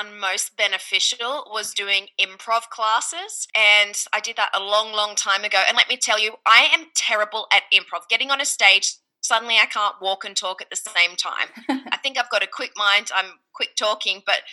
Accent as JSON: {"language": "English", "country": "Australia", "also_born_or_lived": "Ohio", "accent": "Australian", "moved": "as an adult", "lives_now": "Los Angeles, United States", "said": "my accent that I'm Australian"}